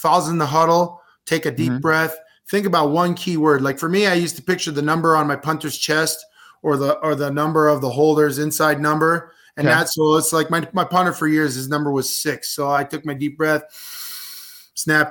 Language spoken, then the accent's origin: English; Canada; as a Canadian